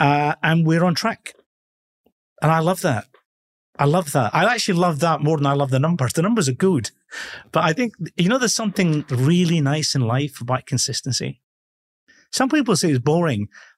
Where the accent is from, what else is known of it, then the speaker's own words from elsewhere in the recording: Edinburgh, Scotland, United Kingdom; born there; accent: Scottish with a hint of Irish; It's Scottish with a hint of Irish in it. But I was born in Edinburgh.